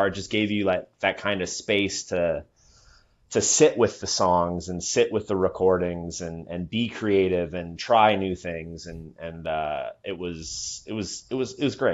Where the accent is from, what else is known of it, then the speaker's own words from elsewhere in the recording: Iowa, United States; now in Milwaukee, United States; Um, Iowa, Iowa was great. It honestly wasn't as like rife with the musical opportunities as far as like festivals. Uh, big bands aren't necessarily bustling to get into like Cedar Rapids, Iowa, on their tours.